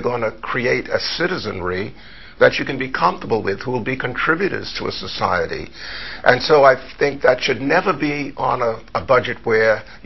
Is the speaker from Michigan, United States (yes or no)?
no; New York City, New York, United States; also born or lived in Harlem; I grew up in New York City, born in Harlem, raised in the Bronx